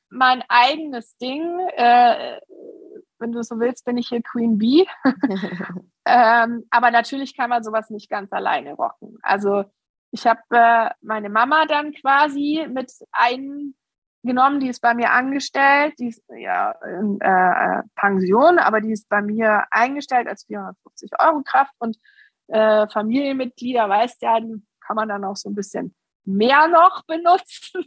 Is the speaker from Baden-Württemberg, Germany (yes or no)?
yes; near Stuttgart, Baden-Württemberg, Germany; ich bin in der Nähe von Stuttgart geboren und bin auch immer hier geblieben